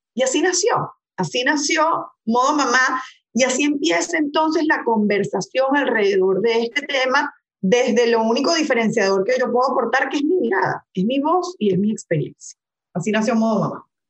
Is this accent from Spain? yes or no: no; Caracas, Capital District, Venezuela; born or raised there; moved away as an adult; also born or lived in Maracaibo, Venezuela / Hungary / London / Paris; now in Dominican Republic